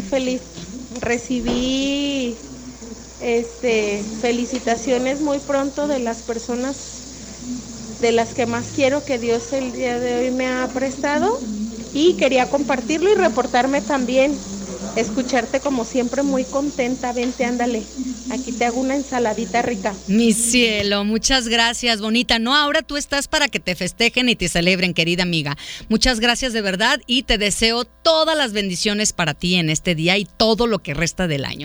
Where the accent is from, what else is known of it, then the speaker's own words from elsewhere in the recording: Autlán, Jalisco, Mexico; now in Guadalajara, Mexico; yo no soy de Guadalajara, yo soy de Autlán.